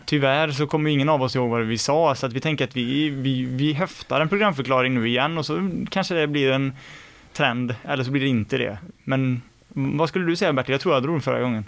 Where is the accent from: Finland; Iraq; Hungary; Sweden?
Sweden; Mark Municipality, Västra Götaland; Marks kommun då där vi är från